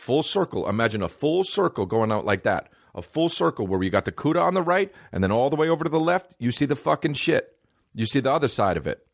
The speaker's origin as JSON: {"language": "English", "region": "New Jersey", "country": "United States", "said": "I'm a fucking white guy from New Jersey"}